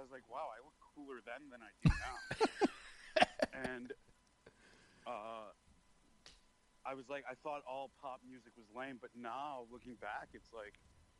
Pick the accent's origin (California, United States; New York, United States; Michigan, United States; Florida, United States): Michigan, United States; I grew up in Michigan.